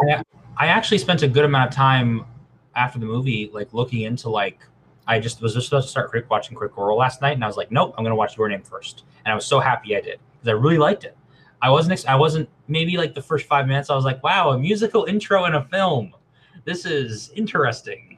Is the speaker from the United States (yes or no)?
no; Canada; I'm Canadian. We're living on stolen land